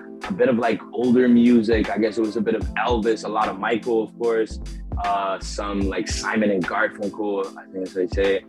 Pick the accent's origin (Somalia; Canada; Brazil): Canada; small Canadian town, Quebec; moved away; when I moved out of my hometown